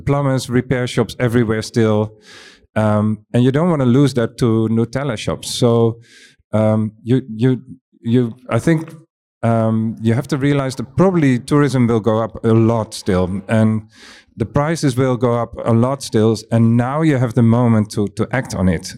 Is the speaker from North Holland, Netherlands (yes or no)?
yes; Amsterdam, North Holland, Netherlands; I'm coming from Amsterdam